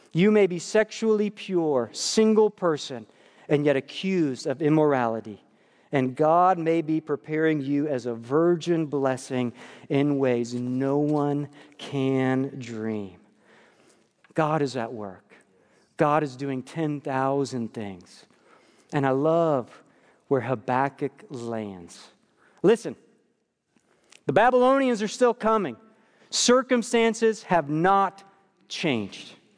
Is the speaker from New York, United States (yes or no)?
yes; New York, United States; moved away; my life growing up in New York